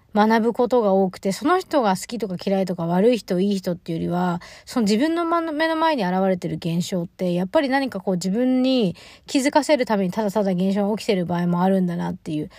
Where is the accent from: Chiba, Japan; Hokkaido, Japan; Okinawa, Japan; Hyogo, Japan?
Chiba, Japan; Choshi; moved away; 地元は千葉県の銚子市っていうところなんですけど